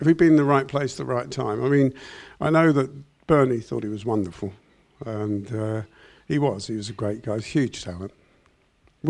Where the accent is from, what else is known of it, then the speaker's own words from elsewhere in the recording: England, United Kingdom; we're from England